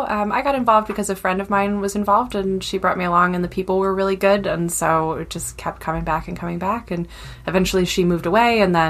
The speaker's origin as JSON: {"language": "English", "region": "Midwest", "country": "United States", "tie": "born or raised there", "moved": "yes", "lives_now": "New York, United States", "said": "grew up in the Midwest, and so I grew up with like football and especially like college football culture."}